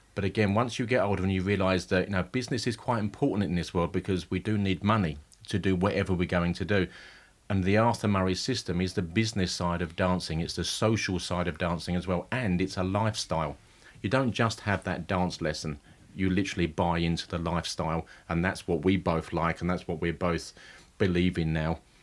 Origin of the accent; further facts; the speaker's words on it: Romford, London, United Kingdom; also born or lived in Stepney; I'm from Romford. My family's from Stepney, but my, I was brought up in Romford.